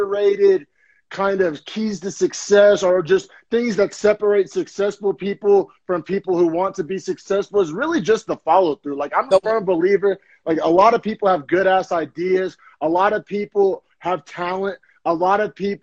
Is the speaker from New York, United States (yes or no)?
no; Oklahoma, United States; moved away as an adult; now in San Jose, United States; We're both originally from Oklahoma, and we both left Oklahoma